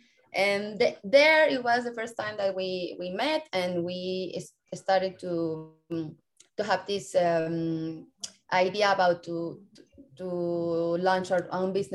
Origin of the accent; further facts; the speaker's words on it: Mexico; I'm here studying with you in Europe, and I'm from Mexico.